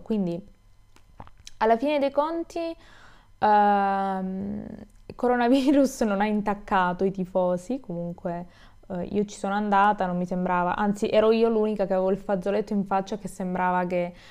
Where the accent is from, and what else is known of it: Italy